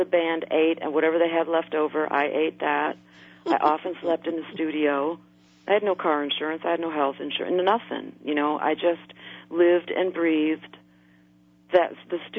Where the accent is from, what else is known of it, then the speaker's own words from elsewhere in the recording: outside of Chicago, Illinois, United States; moved away; also born or lived in New Orleans; I grew up outside of Chicago.